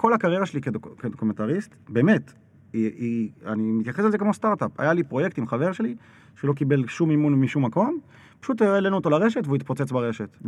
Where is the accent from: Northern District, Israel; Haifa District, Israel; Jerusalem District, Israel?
Jerusalem District, Israel; Jerusalem; אני זוכר את עצמי כילד בירושלים